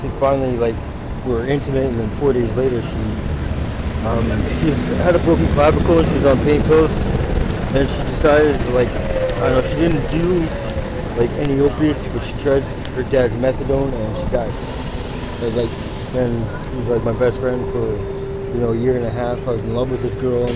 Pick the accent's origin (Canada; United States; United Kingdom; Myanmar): Canada; Vernon, British Columbia; moved away as an adult; now in Vancouver, Canada; I grew up in Vernon, like we didn't lock the door and stuff like